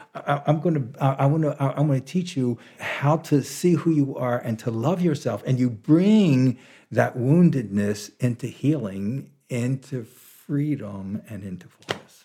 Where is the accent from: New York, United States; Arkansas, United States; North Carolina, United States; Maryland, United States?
Maryland, United States; Baltimore; moved away as an adult; now in Big Sur, United States; I was born in Baltimore, Maryland in, uh, nineteen forty-nine